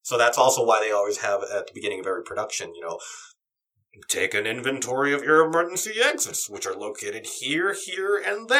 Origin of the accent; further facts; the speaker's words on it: California, United States; as a Californian